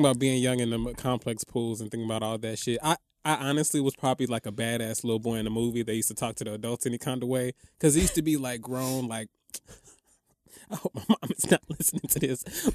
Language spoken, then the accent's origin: English; Atlanta, Georgia, United States; moved away as an adult; now in New York, United States; I'm from Atlanta